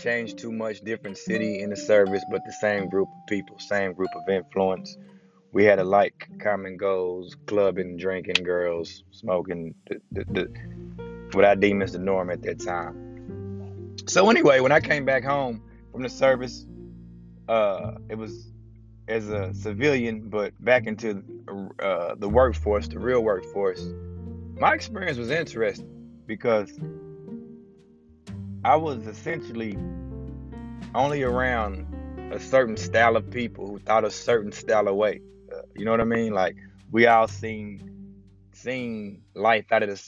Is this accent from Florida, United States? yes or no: no; Knoxville, Tennessee, United States; also born or lived in Atlanta; I was raised in East Knoxville